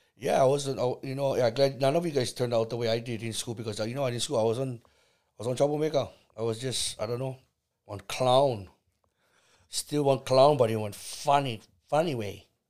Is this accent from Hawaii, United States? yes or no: yes; Kauai, Hawaii, United States; also born or lived in Salt Lake, Oahu, Hawaii; I was born in, in, in Oahu, nineteen seventy. Moved b, to Kauai in nineteen seventy-nine.